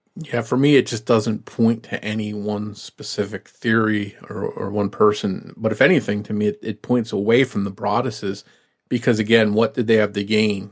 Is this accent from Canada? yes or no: no; New Jersey, United States; I was from South Jersey